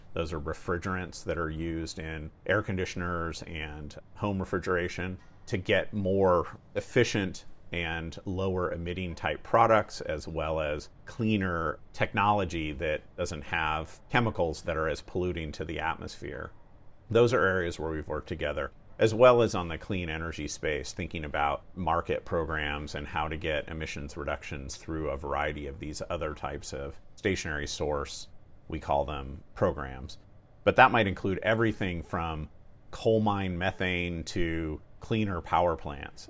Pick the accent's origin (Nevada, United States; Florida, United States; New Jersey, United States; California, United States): California, United States; Napa; I grew up in Northern California, in a small town called Napa